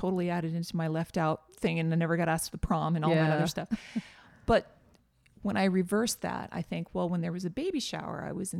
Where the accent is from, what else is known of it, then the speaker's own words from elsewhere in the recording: Northeast, United States; And, I grew up in the Northeast.